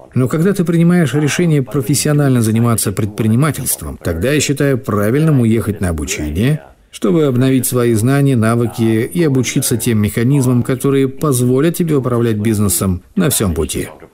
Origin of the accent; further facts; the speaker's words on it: Singapore; moved away as an adult; now in Dubai, United Arab Emirates; Я сам родом из Сингапура